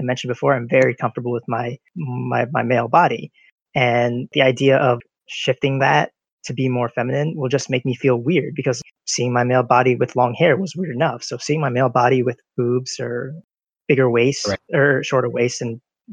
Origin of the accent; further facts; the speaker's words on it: United States; I was born in America